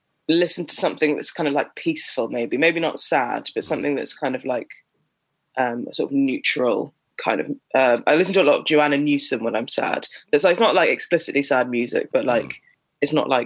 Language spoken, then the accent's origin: English; Sutton, London, United Kingdom; I grew up in Sutton in South London.